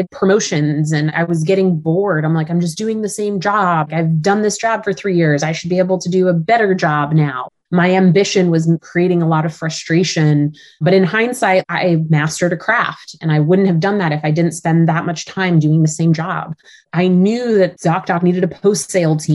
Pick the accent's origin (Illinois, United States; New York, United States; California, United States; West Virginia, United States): California, United States; Growing up in California, I love the ocean